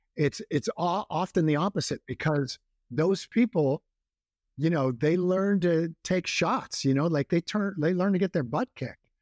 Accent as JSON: {"language": "English", "town": "Walnut Grove", "region": "California", "country": "United States", "tie": "born or raised there", "said": "I grew up in a, a town called Walnut Grove"}